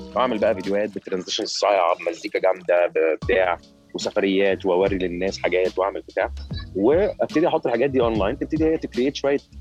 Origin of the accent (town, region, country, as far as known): Egypt; also born or lived in Qatar